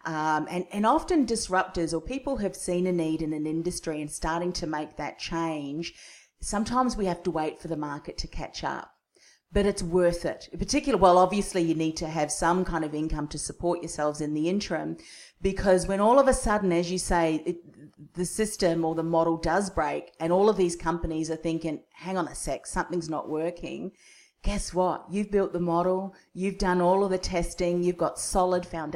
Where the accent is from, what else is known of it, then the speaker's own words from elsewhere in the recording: Australia; accent: Aussie; my Aussie accent